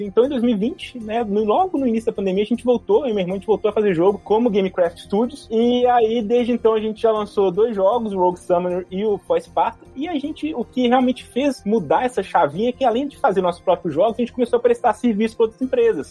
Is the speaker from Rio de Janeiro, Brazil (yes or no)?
no; Belo Horizonte, Minas Gerais, Brazil; aqui em Belo Horizonte, sou de BH